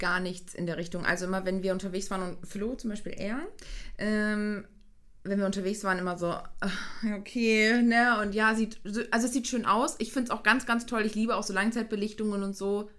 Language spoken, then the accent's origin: German; Hüllhorst area, North Rhine-Westphalia, Germany; also born or lived in Giessen, Hesse; ich hier aus der Heimat komme, also ich komme so Hülle aus der Ecke